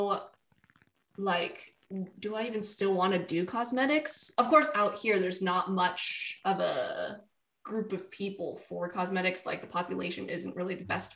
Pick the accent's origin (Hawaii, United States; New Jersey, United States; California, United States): California, United States; the Bay Area; moved away as an adult; now in Oklahoma, United States; I grew up in the Bay Area